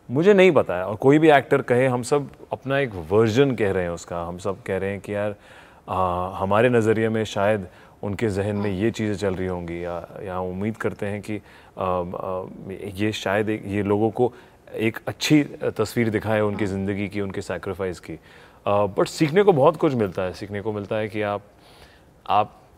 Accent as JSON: {"language": "Hindi", "region": "Delhi", "country": "India", "tie": "born or raised there", "moved": "yes", "said": "दिल्ली तो मेरे यहाँ पला बड़ा हूँ यहाँ पे"}